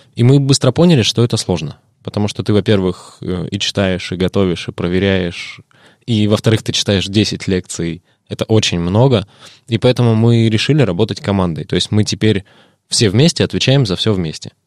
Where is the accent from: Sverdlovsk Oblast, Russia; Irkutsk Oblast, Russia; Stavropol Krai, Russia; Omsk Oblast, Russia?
Irkutsk Oblast, Russia; родом из Иркутской области